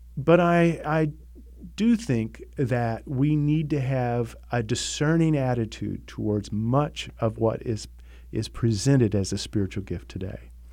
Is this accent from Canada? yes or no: no; United States; as an American